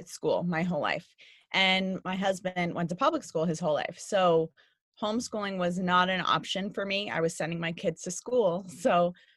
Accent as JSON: {"language": "English", "town": "New York City", "region": "New York", "country": "United States", "tie": "born or raised there", "said": "growing up in New York City"}